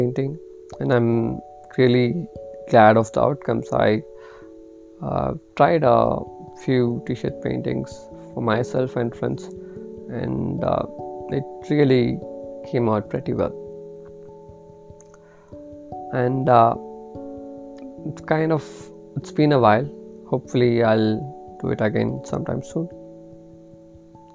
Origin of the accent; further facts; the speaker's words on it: Bangalore, Karnataka, India; I'm from Bangalore, India, and currently working with a financial institute